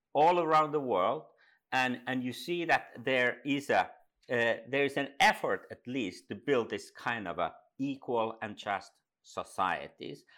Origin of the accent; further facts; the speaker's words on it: Finland; also born or lived in Dubai; I come from Finland, up in the north